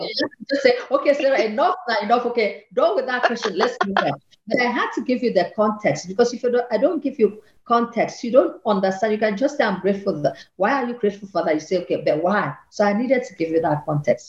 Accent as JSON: {"language": "English", "region": "Akwa Ibom", "country": "Nigeria", "also_born_or_lived": "Lagos, Nigeria", "moved": "as an adult", "lives_now": "Vienna, Austria", "said": "I come from Akwa Ibom, that's in the southern part of Nigeria, and they took me to Lagos"}